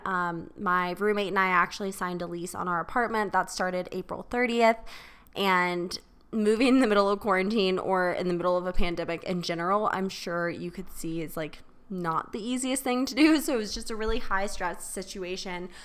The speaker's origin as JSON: {"language": "English", "town": "Charleston", "region": "South Carolina", "country": "United States", "tie": "born or raised there", "moved": "yes", "said": "my hometown in Charleston"}